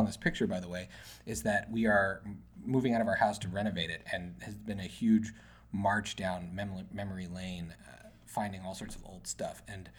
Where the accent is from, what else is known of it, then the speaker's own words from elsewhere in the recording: Albany, New York, United States; we're from Albany.